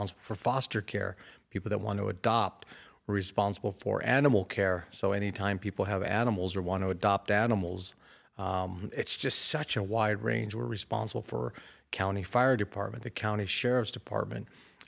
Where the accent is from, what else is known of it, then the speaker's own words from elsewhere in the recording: Rialto, California, United States; I was raised in Rialto, went to Rialto Public Schools, went to San Bernardino Valley College, so went to college here locally, went to Cal State San Bernardino.